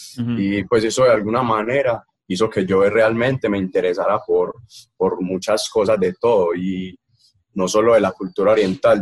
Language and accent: Spanish; Caldas, Antioquia, Colombia; yo soy de Caldas